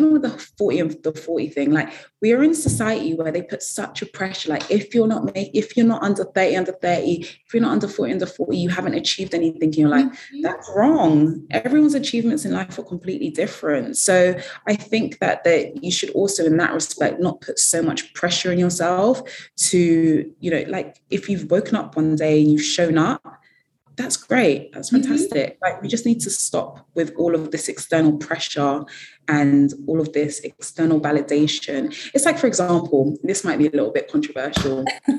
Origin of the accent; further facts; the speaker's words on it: Ghana; I mean, I'm from Ghana, so naturally Ghana is there.